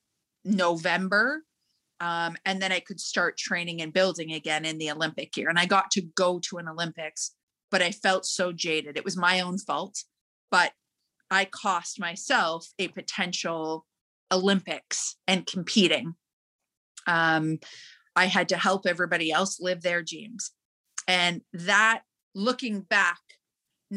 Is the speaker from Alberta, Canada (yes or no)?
yes; Calgary, Alberta, Canada; Growing up in Calgary